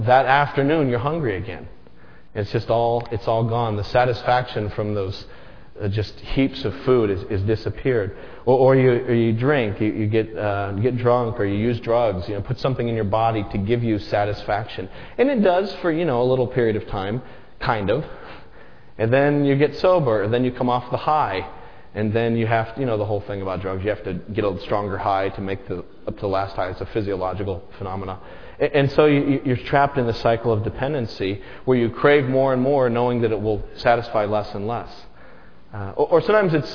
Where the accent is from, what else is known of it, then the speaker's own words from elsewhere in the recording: Las Vegas, Nevada, United States; growing up in Las Vegas